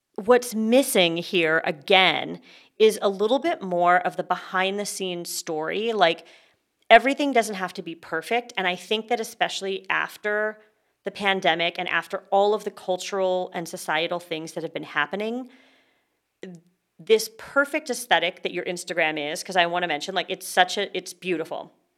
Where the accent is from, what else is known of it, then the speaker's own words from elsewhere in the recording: Canada; now in California, United States; I am a Canadian